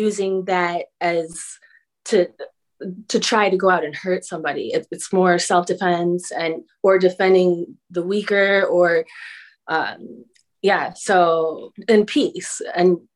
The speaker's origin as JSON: {"language": "English", "town": "Chicago", "region": "Illinois", "country": "United States", "said": "I'm from Chicago, so boxing is pretty prevalent there"}